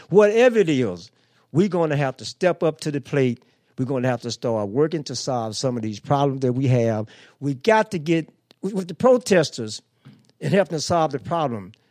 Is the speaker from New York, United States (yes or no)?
no; St. Louis, Missouri, United States; also born or lived in Cairo, Illinois; coming from the South, growing up in Pruitt-Igoe housing project.